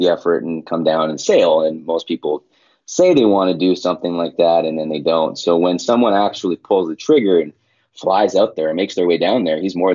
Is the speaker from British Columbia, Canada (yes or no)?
no; Winnipeg, Manitoba, Canada; moved away; also born or lived in Portland; I'm from Winnipeg, Manitoba, and Winnipeg is in the prairies, completely like landlocked central Canada